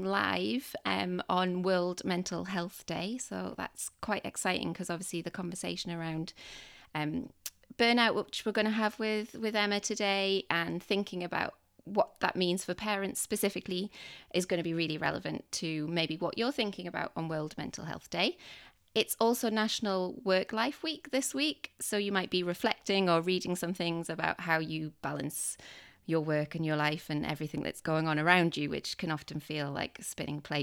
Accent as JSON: {"language": "English", "town": "Newcastle upon Tyne", "region": "North East England", "country": "United Kingdom", "said": "we're similar ages and we're both from Newcastle"}